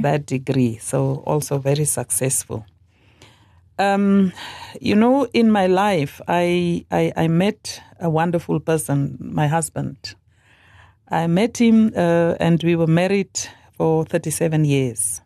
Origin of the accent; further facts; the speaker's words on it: Northern Cape, South Africa; moved away as an adult; also born or lived in Worcester, Western Cape / Coventry, United Kingdom; now in Khorixas, Namibia; I was born in South Africa, as I said, in the Northern Cape